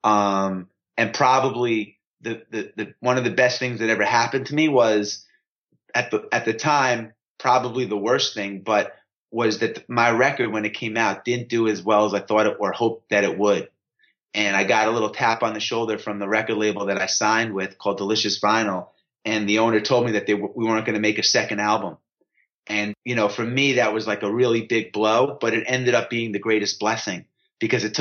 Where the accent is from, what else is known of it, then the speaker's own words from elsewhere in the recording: New York, United States; I grew up in New York